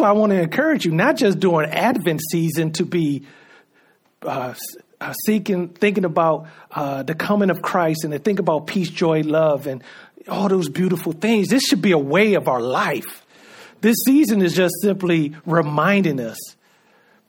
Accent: United States

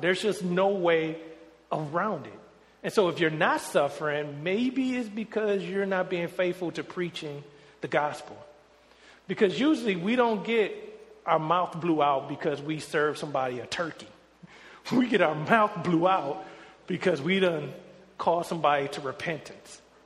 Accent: Detroit, Michigan, United States; moved away as an adult; me growing up in Detroit where I am in the majority

